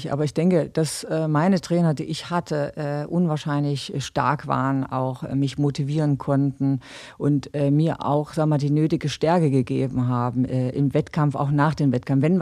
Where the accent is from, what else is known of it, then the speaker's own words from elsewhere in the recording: Gera, Thuringia, Germany; Also Gera muss man sagen, ist meine Heimatstadt. Da bin ich groß geworden